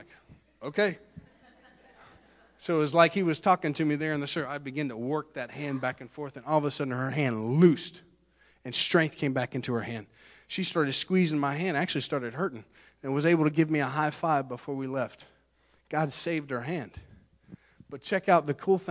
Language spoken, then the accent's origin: English; Central Florida, United States; I'm a guy from Central Florida